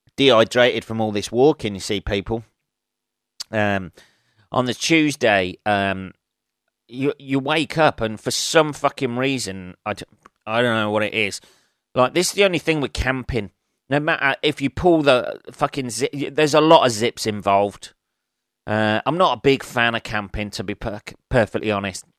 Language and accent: English; England, United Kingdom; I'm fucking English